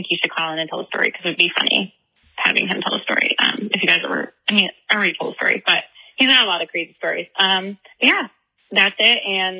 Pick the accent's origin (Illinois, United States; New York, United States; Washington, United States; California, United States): Illinois, United States; Chicago; we're from Chicago